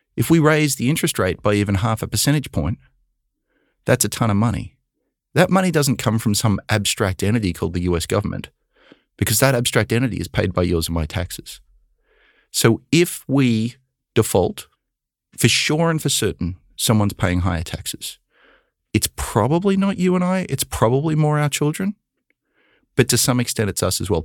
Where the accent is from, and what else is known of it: Australia; born or raised there; now in United States